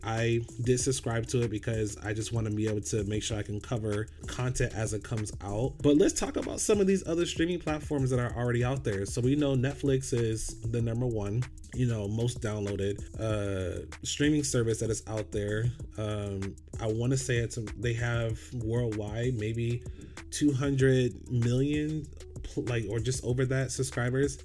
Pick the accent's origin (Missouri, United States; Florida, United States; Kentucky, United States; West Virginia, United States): Florida, United States; Orlando; I grew up in Orlando, Florida